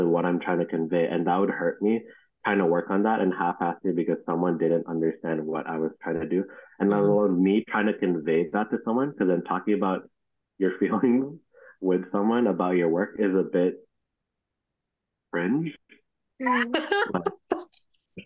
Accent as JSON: {"language": "English", "town": "Toronto", "region": "Ontario", "country": "Canada", "tie": "born or raised there", "said": "I grew up in Scarborough, and I'd like to speak for most Scarborough people"}